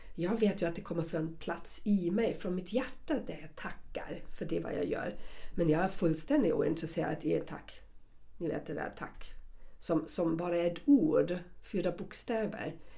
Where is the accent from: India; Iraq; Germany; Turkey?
Germany; accent: German; Swedish is a second language; now in Sweden; jag har fortfarande mitt tyska uttal, för någon svensk kommer jag alltid vara en tyska